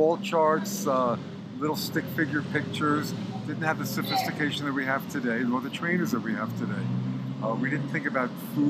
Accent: New York, United States; moved away as an adult; now in California, United States; I'm originally from New York, moved out to California in 1978.

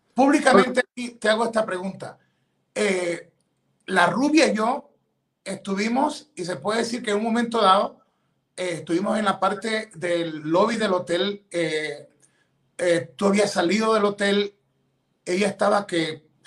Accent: Ecuador; now in United States; yo soy ecuatoriano, ciudadano americano

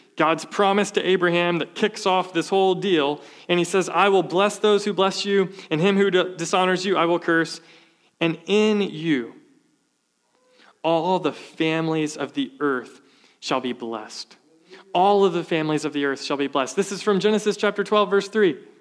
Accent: the South, United States; Growing up, I was from the South

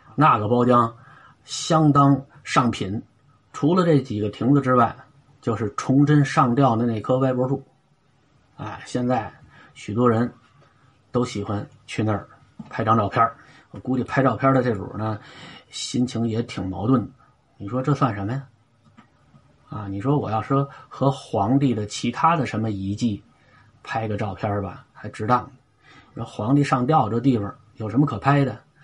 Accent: Beijing, China; 我小时候，印象特别深的，就是写完作业之后，我妈带着我去北海看灯宝

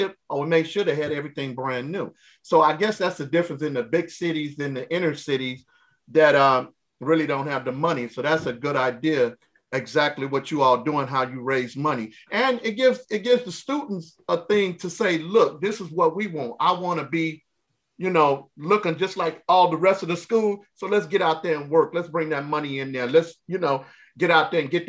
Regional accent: Chicago, Illinois, United States; I'm from Chicago.

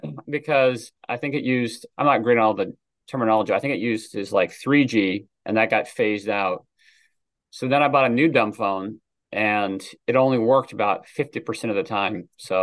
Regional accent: Washington, United States; now in Pennsylvania, United States; Yeah, I grew up in Washington State and met my wife at college in George Fox University, which is a small Christian school in Oregon.

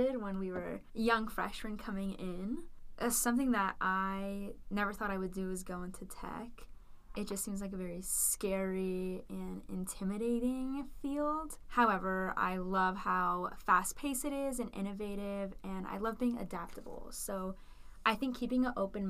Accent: California, United States; moved away as an adult; now in Utah, United States; I'm originally from California

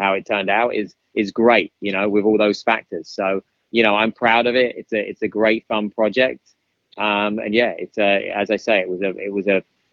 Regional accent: United Kingdom; accent: British; My British accent

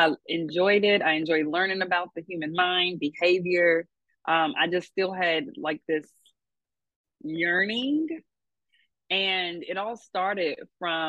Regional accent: Louisville, Kentucky, United States; I am from Louisville, Kentucky, L1C4.

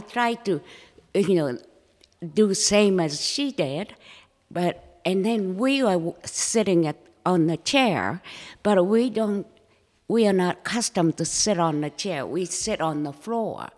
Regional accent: Japan; first language Japanese; English is a second language; moved away as an adult; also born or lived in Manchuria, China / Orange County, California; now in Coeur d'Alene, United States; I was raised in Japan.

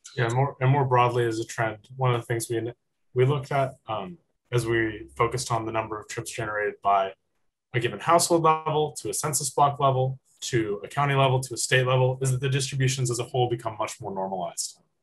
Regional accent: Walnut Creek, California, United States; I'm from Walnut Creek, California, which is in the San Francisco Bay Area

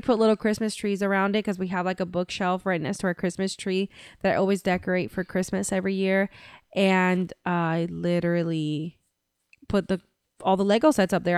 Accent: Central Florida, United States; we're from Central Florida. We live in Central Florida

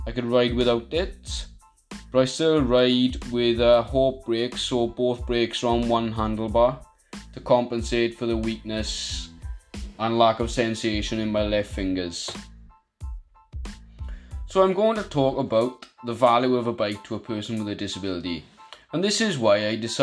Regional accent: Merthyr Tydfil, Wales, United Kingdom; I'm from Merthyr Tydfil

